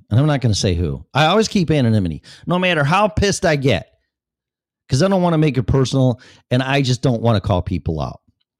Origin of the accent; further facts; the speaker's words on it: Colorado, United States; That's the reason why I'm in Florida from Colorado. I was perfectly fine and content in Colorado until my employer, nothing on them, because all the businesses shut down.